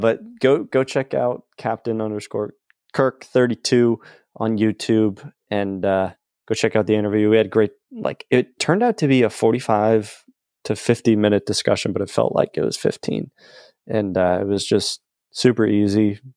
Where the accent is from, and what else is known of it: New England, United States; born or raised there